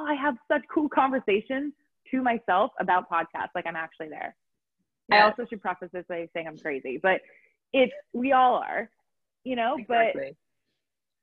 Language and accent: English; California, United States; accent: Valley Girl; moved away as an adult; now in Aarhus, Denmark; I'm originally an American, if you can understand, Californian raised by my Valley Girls